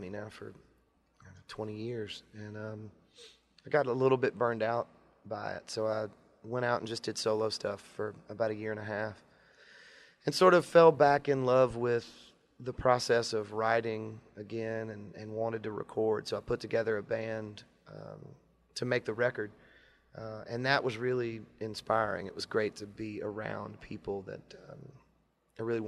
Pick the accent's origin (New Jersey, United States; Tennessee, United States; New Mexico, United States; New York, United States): Tennessee, United States; Franklin; also born or lived in Nashville, Tennessee; I was born in Nashville. We moved out to Franklin when I was 4 or 5 years old. And I grew up